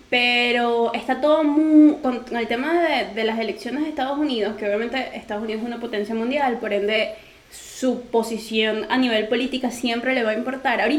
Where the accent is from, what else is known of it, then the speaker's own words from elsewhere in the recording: Venezuela; moved away; sigo siendo venezolano, solo que donde yo estoy, a juro, me lleva a adaptarme a otras